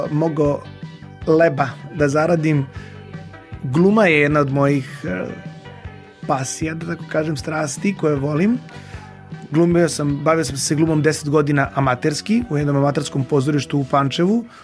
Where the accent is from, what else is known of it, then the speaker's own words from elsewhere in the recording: Belgrade, Serbia; born there; rođen u Beogradu.